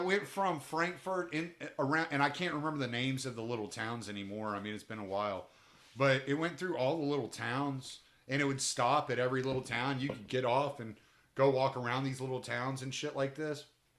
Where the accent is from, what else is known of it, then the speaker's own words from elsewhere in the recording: United States; because I'm American